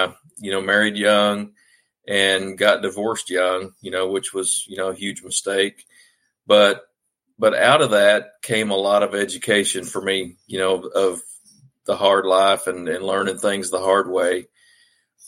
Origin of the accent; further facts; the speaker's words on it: Arkansas, United States; I'm a mostly native guy from Arkansas. My dad was in the Navy and we moved back to Arkansas where mom and dad are from when I was about seven